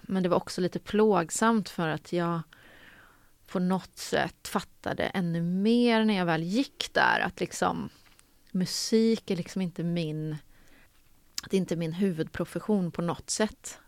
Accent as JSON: {"language": "Swedish", "town": "Karlstad", "region": "Värmland", "country": "Sweden", "tie": "born or raised there", "moved": "as an adult", "said": "Jag är uppvuxen i Karlstad i Värmland"}